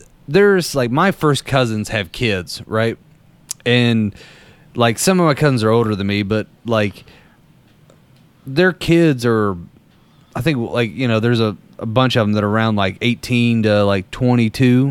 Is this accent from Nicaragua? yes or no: no; Danville, Kentucky, United States; I'm from Danville, which is in the middle of Boyle County, in the middle of Kentucky